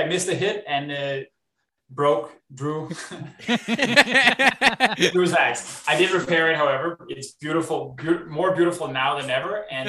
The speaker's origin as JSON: {"language": "English", "country": "Canada", "said": "You know, I'm French Canadian. I'm not saying nobody has to speak French to be Canadian, but I feel like it's just one more step."}